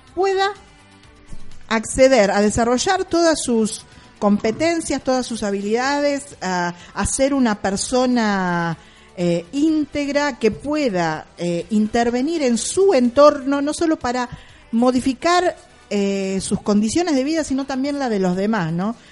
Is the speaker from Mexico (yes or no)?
no; Argentina; nuestro país